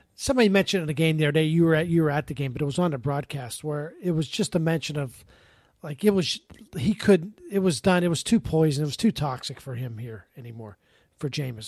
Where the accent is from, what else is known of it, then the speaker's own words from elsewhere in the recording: Pittsburgh, Pennsylvania, United States; moved away; I grew up in Pittsburgh